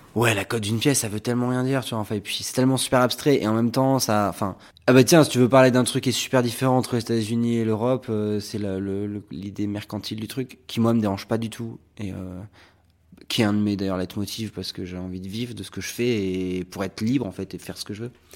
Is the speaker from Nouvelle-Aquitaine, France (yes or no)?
yes; Arcachon, Nouvelle-Aquitaine, France; born or raised there; moved away